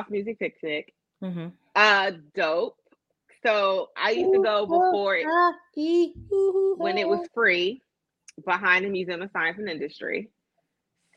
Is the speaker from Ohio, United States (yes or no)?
no; Chicago, Illinois, United States; as a native Hyde Parker, I was happy because growing up in Hyde Park, we didn't have festivals and shit